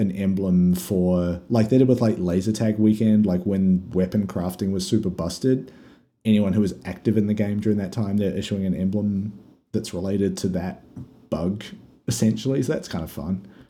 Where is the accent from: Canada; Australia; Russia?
Australia; We're Australian